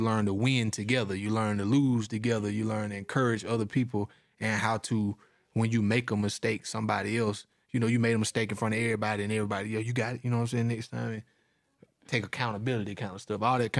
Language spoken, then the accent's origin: English; Georgia, United States; to my city, man. Shout out to Morrow County. My high school was called Mary Persons High School. In my hometown, you know, population of 4,000, we only had one high school.